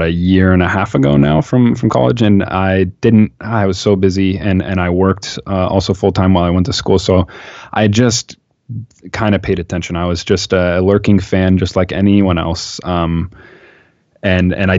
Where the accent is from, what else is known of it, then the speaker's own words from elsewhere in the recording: Seattle, Washington, United States; I'm from Seattle.